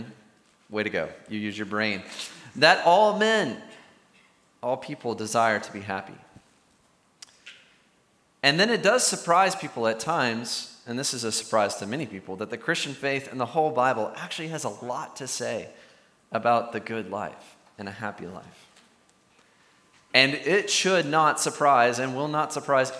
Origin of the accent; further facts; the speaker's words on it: the South, United States; I'm from the South